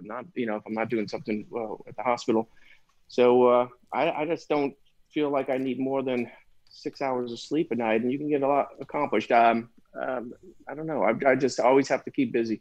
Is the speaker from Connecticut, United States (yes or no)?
yes; Connecticut, United States; moved away as an adult; now in New Orleans, United States; I was born up in the Northeast. I grew up in Connecticut, spent my whole life in the Northeast